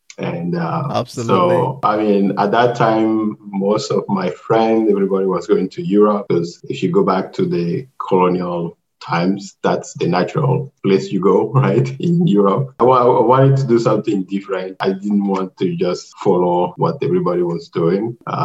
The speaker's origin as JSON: {"language": "English", "town": "Cotonou", "region": "Littoral", "country": "Benin", "tie": "born or raised there", "also_born_or_lived": "Montreal, Canada", "moved": "as an adult", "lives_now": "Canada", "said": "I grew up in Benin until I was 19 years old. So I did all my teenage years in Benin, went to primary school, high school."}